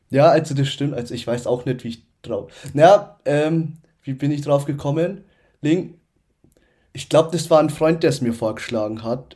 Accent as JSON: {"language": "German", "area": "Upper Franconia", "region": "Bavaria", "country": "Germany", "tie": "born or raised there", "also_born_or_lived": "Nuremberg", "said": "in Nürnberg geboren, aber aufgewachsen in Oberfranken."}